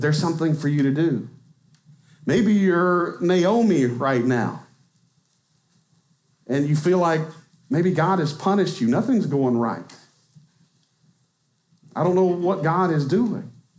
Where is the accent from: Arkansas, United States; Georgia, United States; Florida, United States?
Arkansas, United States; I'm from Arkansas.